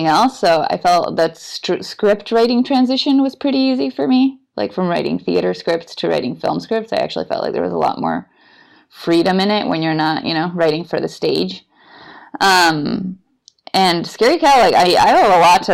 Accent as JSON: {"language": "English", "country": "Bolivia", "tie": "born or raised there", "also_born_or_lived": "Austin, United States", "moved": "as an adult", "lives_now": "San Francisco, United States", "said": "I'm originally from Bolivia. Both my parents are Bolivian, and I grew up there"}